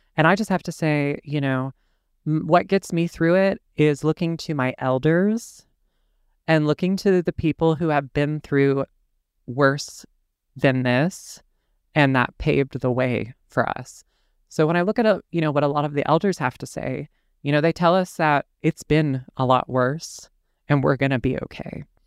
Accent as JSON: {"language": "English", "region": "the South", "country": "United States", "tie": "born or raised there", "said": "I'm born and raised in the South, and I've never actually in my life lived anywhere else"}